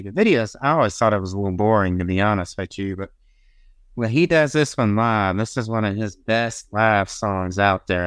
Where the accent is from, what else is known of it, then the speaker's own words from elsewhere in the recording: the South, United States; I'm a Southerner